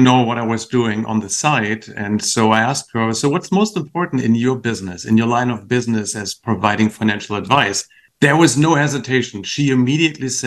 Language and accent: English; Achim-Baden, Lower Saxony, Germany; moved away; a little town called Baden, which it's close to Bremen and Hamburg